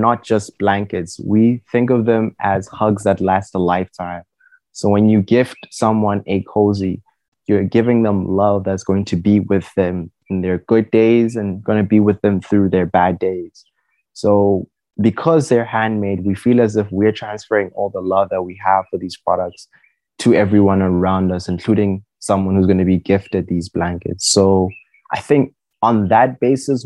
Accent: Pretoria, Gauteng, South Africa; I'm born and raised here in Pretoria West

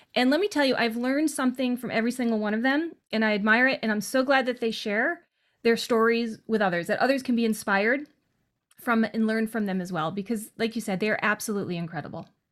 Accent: western Massachusetts, United States; I was born in a wicked small town in western Massachusetts

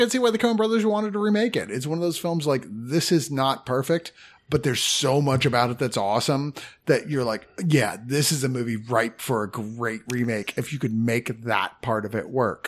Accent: United States; We're from America.

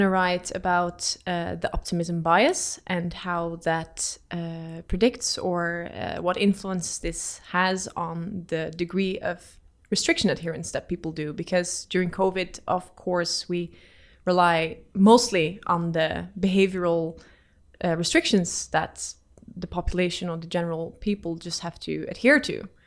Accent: Netherlands; moved away as an adult; now in Oslo, Norway; I don't come from uh, the UK, I come from the Netherlands.

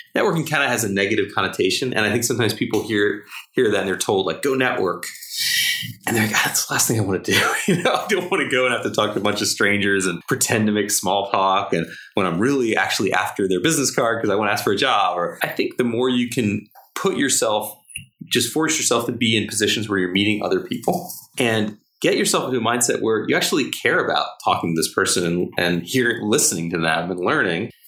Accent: New Jersey, United States; New Jersey, which is my home state

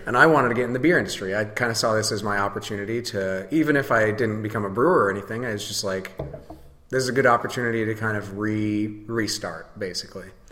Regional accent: Holland, Michigan, United States; also born or lived in Denver, Colorado; now in Grand Rapids, United States; I'm originally from Holland, Michigan. Uh, moved to Grand Rapids as soon as I you know 18 or 19 or something like

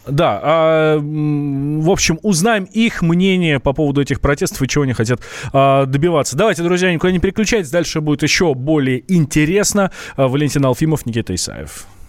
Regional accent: Moscow, Russia; я москвич

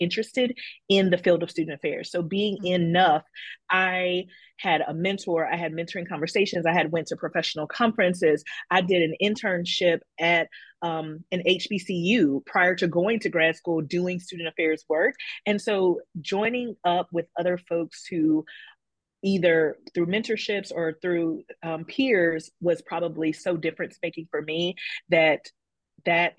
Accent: the South, United States; moved away as an adult; also born or lived in Tennessee / Ohio; I am from the South

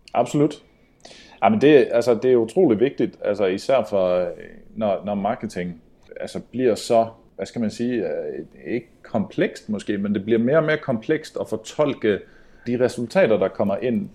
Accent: Sweden; moved away; also born or lived in Denmark; jag är svensk

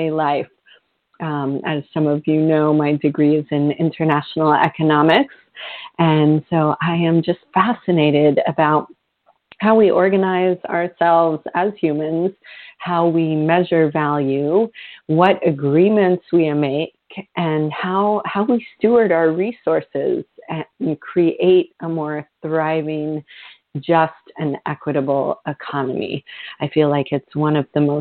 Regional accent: Vermont, United States; my home state of Vermont, where I grew up.

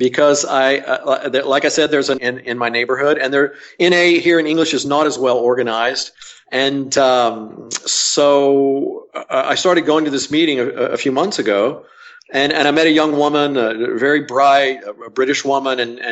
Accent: Amarillo, Texas, United States; also born or lived in Austin; Didn't grow up in Austin. I grew up in Amarillo.

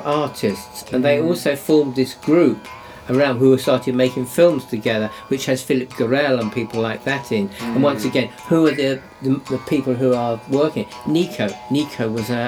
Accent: Sidcup, London, United Kingdom; moved away; I come from Sidcup, that's where I was born, and I'm living there again

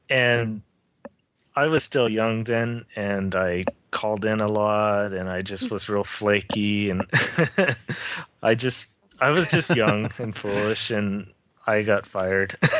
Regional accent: Lakewood, California, United States; growing up in Southern California, um, in Lakewood, California, is where I grew up

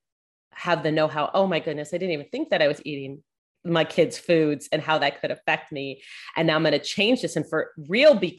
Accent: South Florida, United States; I grew up in South Florida

